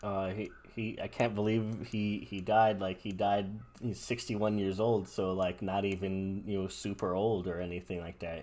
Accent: United States; I'm, I'm an American

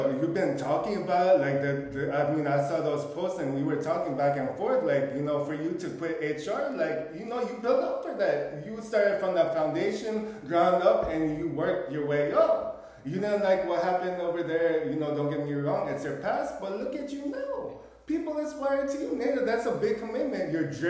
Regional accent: Philippines; But at the end of the day, for me being Filipino, I feel like a chameleon out here.

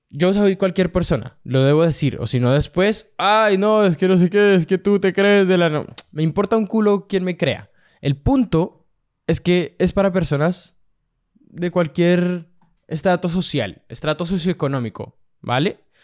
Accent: Colombia; yo que soy colombiano

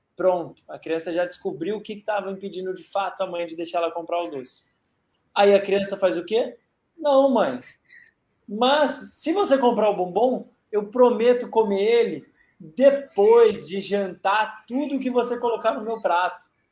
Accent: Brazil; a gente é brasileiro

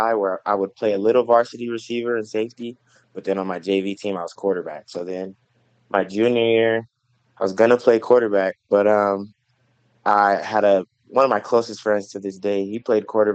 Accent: Los Angeles, California, United States; moved away as an adult; also born or lived in Carson, California / Hawthorne, California / Menifee, California; now in Maryville, United States; Originally, I'm from Los Angeles. I grew up in, my dad lived in Carson, California, and my mom lived in Hawthorne, so the LA County area

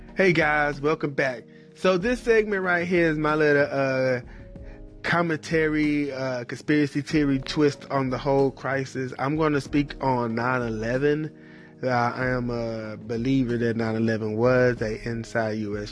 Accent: North Carolina, United States; even in my hometown, even in my home state of North Carolina

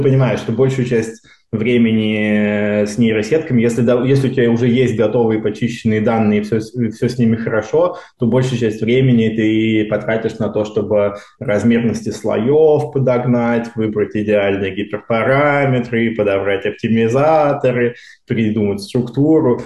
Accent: Moscow Oblast, Russia; moved away as an adult; now in Stanford, United States; Я из Подмосковья учился в э, обычной школе, которая потом стала лицеем

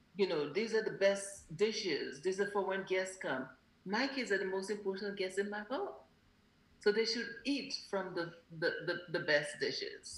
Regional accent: Grenada; also born or lived in Alabama / New York; now in California, United States; as a child growing up in Grenada

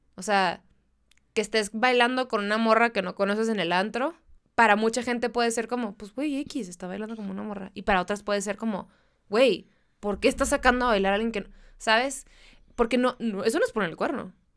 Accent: Mexicali, Baja California, Mexico; yo soy de Mexicali

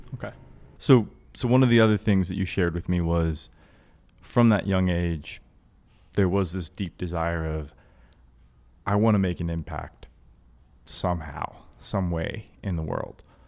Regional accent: Georgia, United States; now in Florida, United States; I, I grew up in Georgia and we're down here in Florida

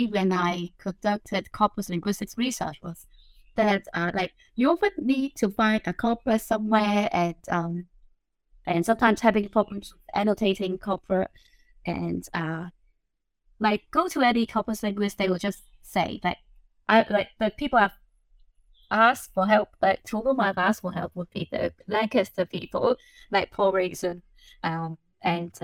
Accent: Hong Kong; English is a second language; moved away; I was born and I grew up in Hong Kong

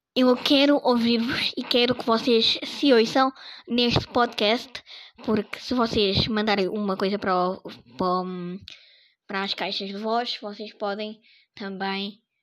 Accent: Portugal; sou português

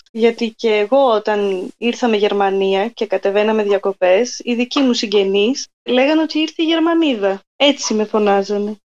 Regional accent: Methoni, Peloponnese, Greece; moved away as an adult; also born or lived in Athens; now in Germany; στη Μεθόνη μεγάλωσα και οι δύο γονεί μου από εκεί

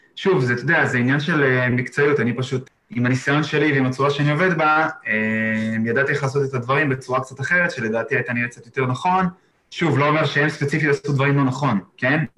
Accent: Israel; moved away as an adult; now in Exmouth, Australia

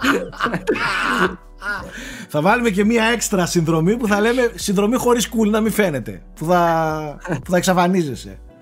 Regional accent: Greece; ως Έλληνες

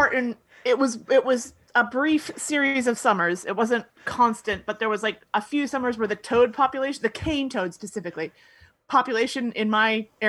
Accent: South Florida, United States; moved away; growing up in South Florida

